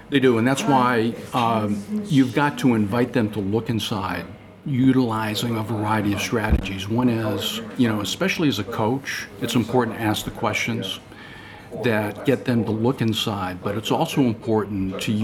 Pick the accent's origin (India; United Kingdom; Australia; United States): India; you see, I grew up in India. I had nothing in my life, nothing.